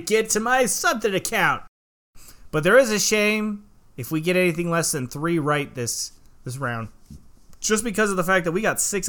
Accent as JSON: {"language": "English", "town": "Seattle", "region": "Washington", "country": "United States", "moved": "yes", "said": "I'm from Seattle."}